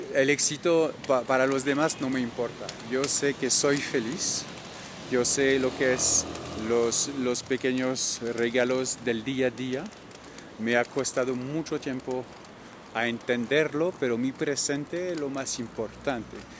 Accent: Normandy, France; accent: French; Spanish is a second language; now in Bogotá, Colombia; yo soy francés al principio, de Normandía al lado de París

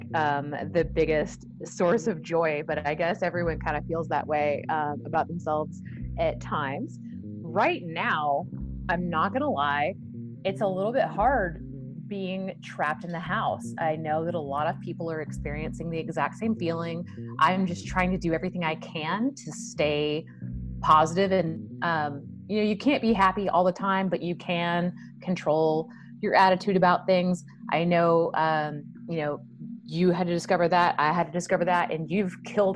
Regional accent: Wilmington, North Carolina, United States; moved away as an adult; now in Dallas, United States; I'm originally from Wilmington, North Carolina. I moved here when I was 21 years of age

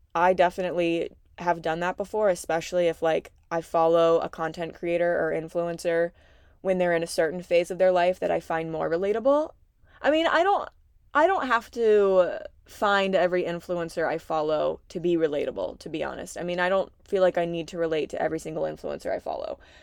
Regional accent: Southeastern Virginia, United States; I'm from South Southeastern Virginia. I have a really big family. My childhood was pretty unconventional. I was raised by big hippies in the middle of the woods

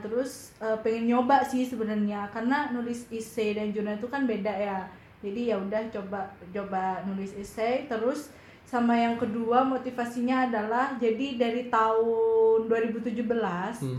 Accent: Malang, East Java, Indonesia; aku dari Malang

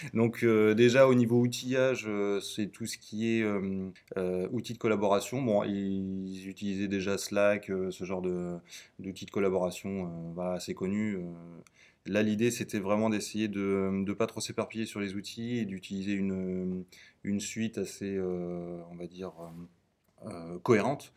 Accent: Tours, Centre-Val de Loire, France; also born or lived in Blois / Nantes; je viens euh, d'une petite bourgade euh, au centre de la France qui s'appelle Tours. Voilà, je suis né à Tours

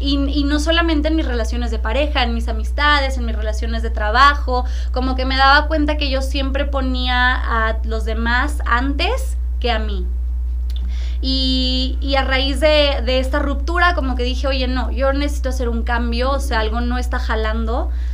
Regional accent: Tampico, Tamaulipas, Mexico; also born or lived in Monterrey; nací en Monterrey, pero crecí en Tampico.

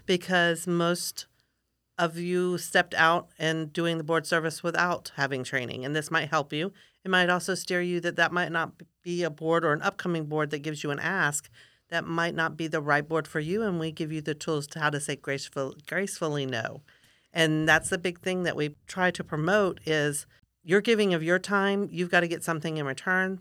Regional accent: Florida, United States; also born or lived in Gainesville / Sarasota / Lakeland; I'm a fifth generation Florida Cracker

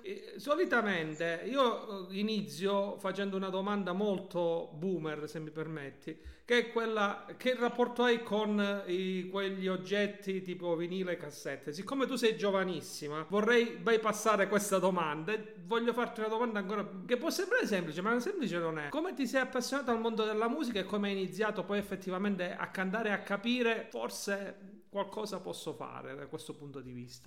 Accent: Calabria, Italy; noi quest'oggi da calabresi

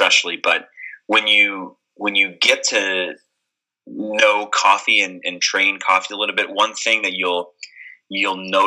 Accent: Atlanta, Georgia, United States; also born or lived in Cleveland, United States; now in Indianapolis, United States; I grew up in Atlanta

